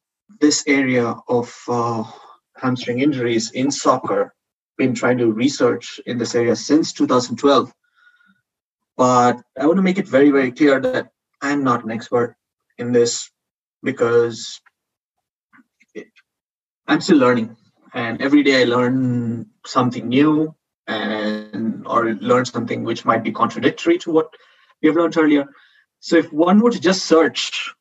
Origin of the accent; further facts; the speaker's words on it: India; moved away as an adult; also born or lived in Spain; now in Madrid, Spain; I'm not a Spanish citizen. I'm from India.